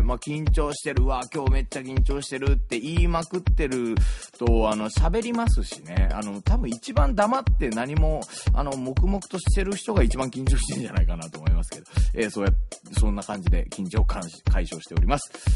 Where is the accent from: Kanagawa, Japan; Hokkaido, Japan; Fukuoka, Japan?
Kanagawa, Japan; Yokohama; also born or lived in Tokyo; 東京生まれ横浜育ち